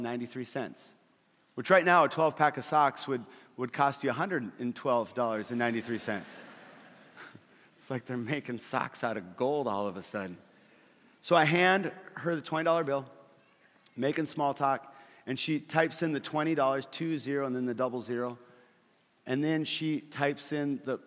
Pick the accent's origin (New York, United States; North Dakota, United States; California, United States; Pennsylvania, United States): North Dakota, United States; Fargo; in Fargo, where I grew up